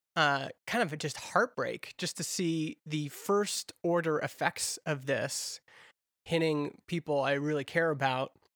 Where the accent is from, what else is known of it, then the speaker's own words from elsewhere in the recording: Alberta, Canada; I grew up in Alberta